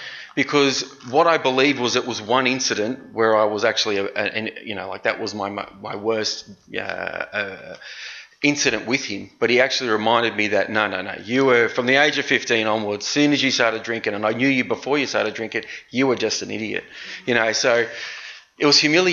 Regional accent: Noble Park, Victoria, Australia; I grew up in Noble Park

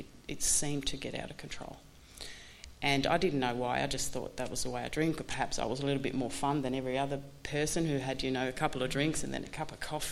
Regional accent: Sweden; I'm from Sweden

